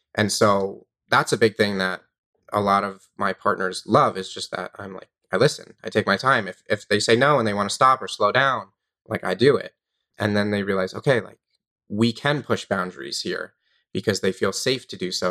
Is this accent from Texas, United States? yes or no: no; Long Island, New York, United States; I grew up in New York on Long Island